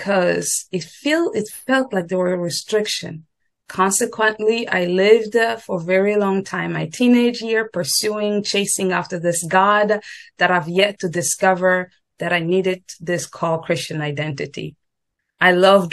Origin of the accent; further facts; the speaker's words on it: DR Congo; moved away as an adult; now in United States; I grew up and I was born raised in the Congo, Democratic Republic of Congo, Central Africa